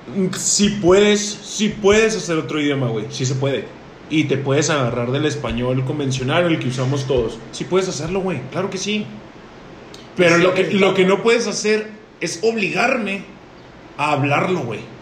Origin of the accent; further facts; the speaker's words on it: Chihuahua, Mexico; somos mexicanos, güey. Pero sabemos perfectamente que aquí en Chihuahua, Chihuahua, tenemos una cultura